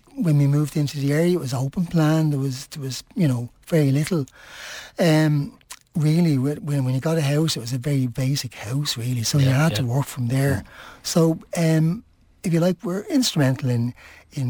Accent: Dublin, Leinster, Ireland; moved away as an adult; also born or lived in Finglas; now in Swords, Ireland; I'm originally from the Liberties

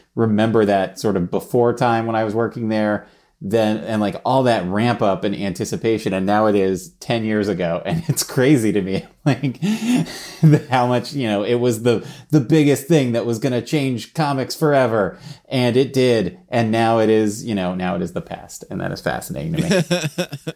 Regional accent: New York City, New York, United States; I grew up in New York City

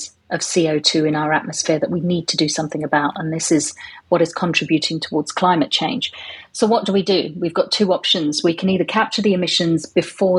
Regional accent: London, United Kingdom; moved away as an adult; now in Aberdeen, United Kingdom; I'm originally from London, and I moved up to Aberdeen about 6 years ago.

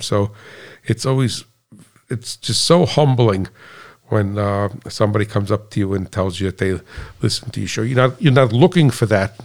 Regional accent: United States; being an American

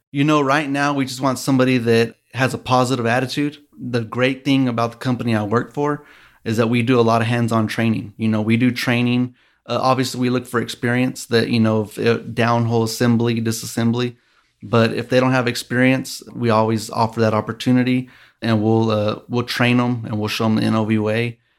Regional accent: Midland, Texas, United States; also born or lived in Lubbock, Texas; I am born and raised here in Midland, Texas

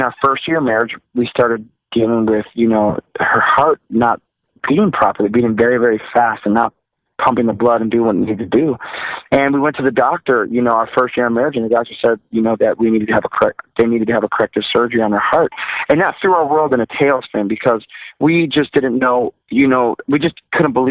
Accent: Milwaukee, Wisconsin, United States; Milwaukee, where I'm from

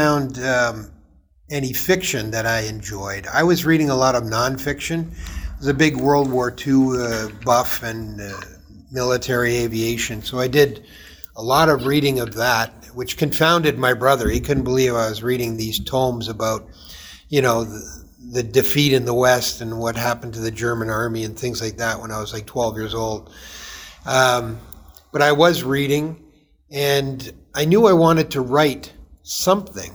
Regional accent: Toronto, Ontario, Canada; I grew up in Toronto. Now, not downtown Toronto proper, but in an area called Downsview

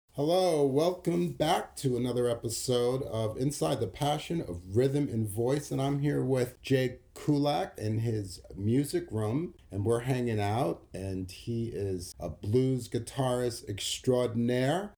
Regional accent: New York City, New York, United States; I grew up in New York City

